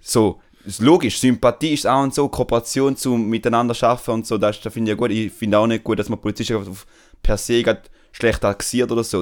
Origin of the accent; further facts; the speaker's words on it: Switzerland; accent: Swiss German dialect; meine Schweizer Kollegen, und durch das habe ich meinen Dialekt oder meinen Akzent.